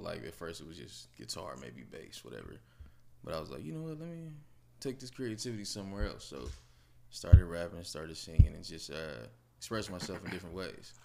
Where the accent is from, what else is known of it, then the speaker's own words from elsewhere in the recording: Los Angeles, California, United States; moved away; I'm originally from California, raised in Watts.